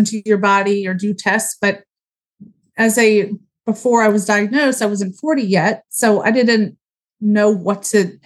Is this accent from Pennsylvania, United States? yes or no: yes; Huntingdon Valley, Pennsylvania, United States; I grew up in Huntington Valley. I went to Upper Moreland High School